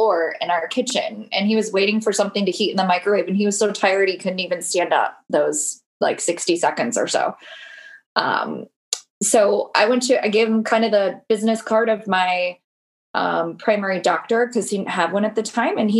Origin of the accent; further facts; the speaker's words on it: Michigan, United States; now in Minneapolis, United States; I'm originally from Michigan.